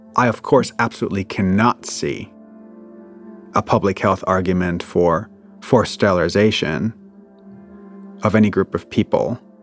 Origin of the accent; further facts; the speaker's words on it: Germany; moved away; I'm from Germany.